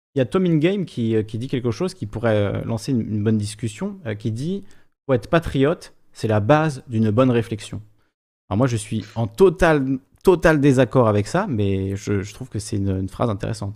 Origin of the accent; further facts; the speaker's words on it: Corsica, France; moved away; je suis corse, donc la Corse est française